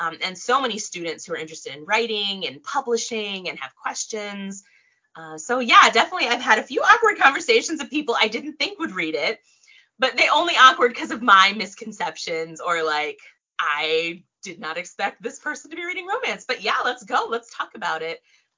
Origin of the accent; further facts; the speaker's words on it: Tokyo, Japan; born there; And actually, I was born in Tokyo. My dad's in the military or was in the military. So I was born in Tokyo.